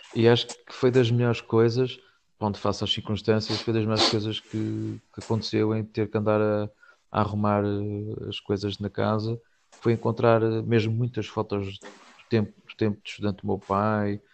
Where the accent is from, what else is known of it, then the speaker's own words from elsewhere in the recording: Castelo Branco, Centro, Portugal; eu sou de Castelo Branco